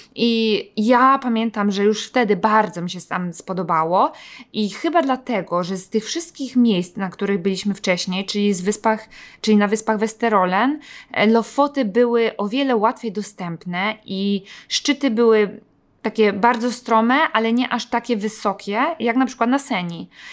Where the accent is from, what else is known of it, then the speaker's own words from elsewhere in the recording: Poland; also born or lived in Gdańsk; jesteśmy właśnie z Polski